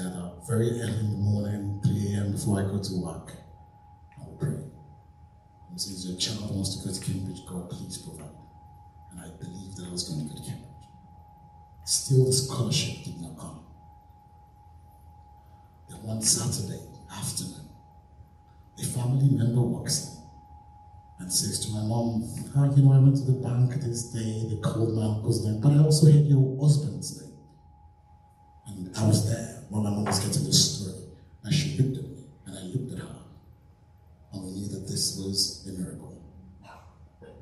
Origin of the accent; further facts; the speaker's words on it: Nigeria; moved away as an adult; now in United Kingdom; I grew up in Nigeria, went to secondary school in Nigeria, went to uni in Nigeria